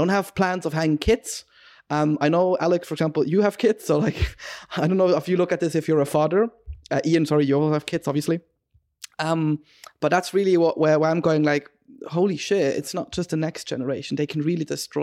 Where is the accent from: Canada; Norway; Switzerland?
Switzerland; I'm from Switzerland, so we're kind of, I think we'd say brought up similarly